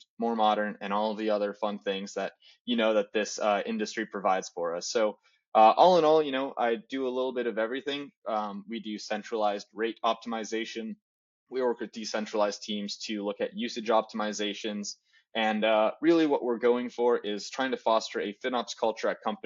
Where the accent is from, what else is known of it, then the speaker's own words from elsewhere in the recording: Chicago, Illinois, United States; also born or lived in Portland; now in Los Angeles, United States; I was born and raised in Chicago, lived internationally for a little bit, came back to the States for school. And now I live in Los Angeles after spending about 7 years in Portland.